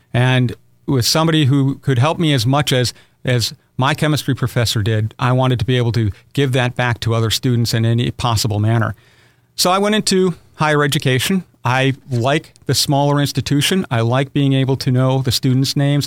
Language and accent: English; Aberdeen, South Dakota, United States; moved away as an adult; now in Owensboro, United States; I was born in Aberdeen, South Dakota, one of six children